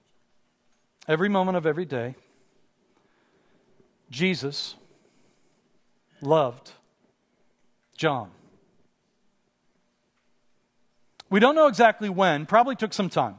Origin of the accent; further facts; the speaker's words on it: Pittsburgh, Pennsylvania, United States; moved away as an adult; now in Los Angeles, United States; I grew up in Pittsburgh, in a fairly rough neighborhood in Pittsburgh